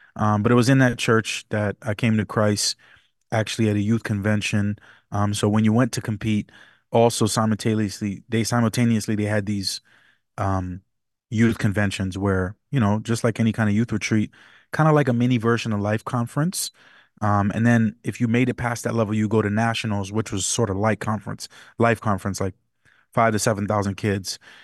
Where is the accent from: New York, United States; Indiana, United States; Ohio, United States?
New York, United States; New York City; I was born and raised partially in the Bronx, New York. I'm from New York City area